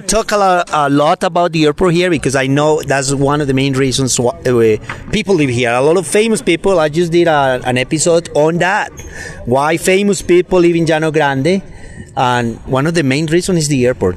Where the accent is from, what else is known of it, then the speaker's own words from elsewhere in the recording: Rionegro, Antioquia, Colombia; moved away; also born or lived in United States; I'm from Rio Negro